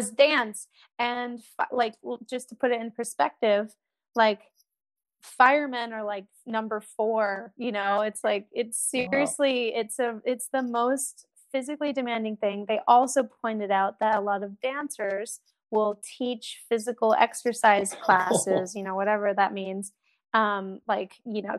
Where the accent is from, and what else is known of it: United States